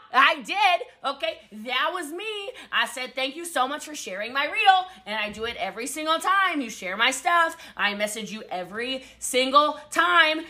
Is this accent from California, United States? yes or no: no; Hawaii, United States; I am Hawaiian